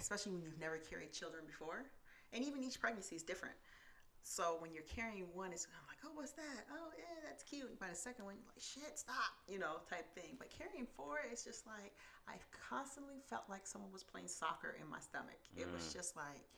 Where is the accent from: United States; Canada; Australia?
United States; Seattle, Washington; born and raised in Seattle